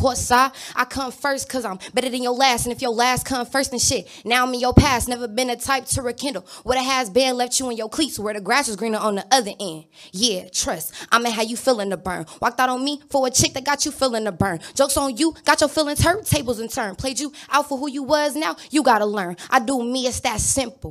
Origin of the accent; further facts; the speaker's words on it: Inglewood, California, United States; I'm from Inglewood, California